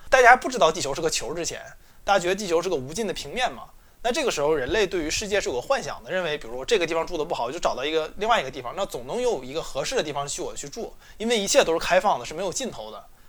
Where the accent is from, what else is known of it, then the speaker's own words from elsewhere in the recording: China; 我们中国人